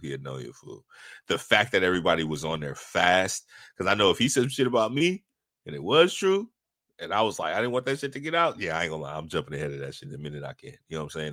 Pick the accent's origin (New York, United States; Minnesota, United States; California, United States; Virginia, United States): California, United States; Bay Area; I grew up in the Bay Area as somebody that was a hustler